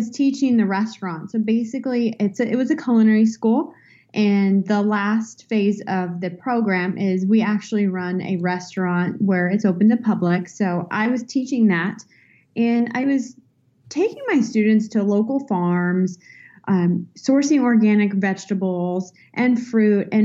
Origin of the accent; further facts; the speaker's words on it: California, United States; I'm born and raised in California